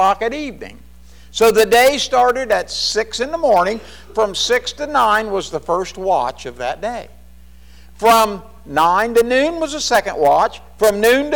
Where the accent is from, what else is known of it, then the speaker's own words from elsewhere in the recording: Kentucky, United States; We're more from Kentucky. We say y'all.